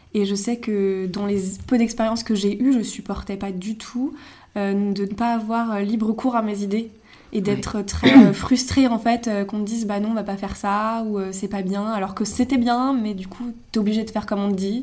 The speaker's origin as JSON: {"language": "French", "town": "Megève", "region": "Auvergne-Rhône-Alpes", "country": "France", "moved": "as an adult", "lives_now": "Paris, France", "said": "je viens de Megève, une station de ski dans les Alpes. je suis à Paris depuis 3 ans et demi maintenant"}